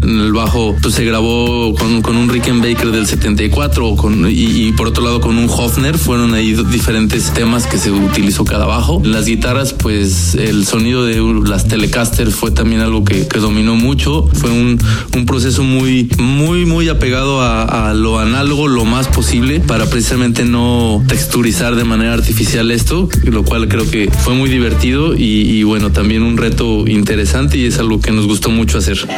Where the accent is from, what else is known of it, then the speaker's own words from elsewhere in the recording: Guadalajara, Jalisco, Mexico; somos una banda de Guadalajara